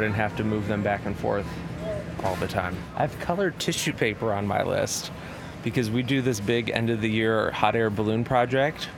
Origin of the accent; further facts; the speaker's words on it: Chicago, Illinois, United States; now in Nashville, United States; I'm from South Side of Chicago